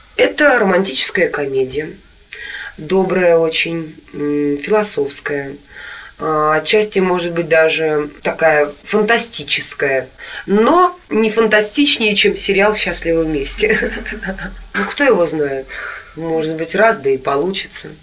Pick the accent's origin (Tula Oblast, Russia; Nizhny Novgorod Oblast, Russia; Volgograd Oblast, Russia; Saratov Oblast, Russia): Nizhny Novgorod Oblast, Russia; Nizhny Novgorod; moved away; Я сама когда-то в детстве в Нижнем Новгороде жила в такой двухэтажной квартире